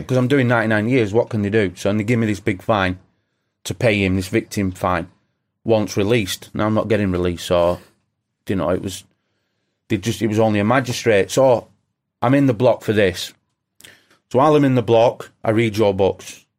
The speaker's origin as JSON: {"language": "English", "region": "England", "country": "United Kingdom", "said": "being English"}